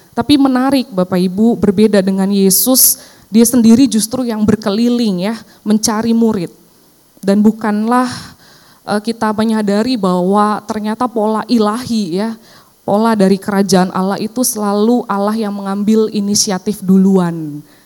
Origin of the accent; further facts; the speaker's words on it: Cilacap, Central Java, Indonesia; now in Jakarta, Indonesia; saya pulang ke kampung saya ya di Cilacap